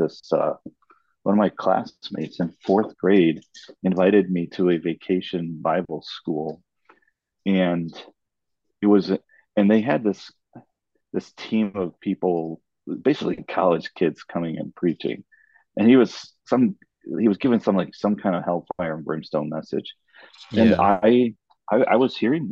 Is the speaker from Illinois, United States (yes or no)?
yes; Chicago, Illinois, United States; also born or lived in Cartagena, Colombia; I'm originally from Chicagoland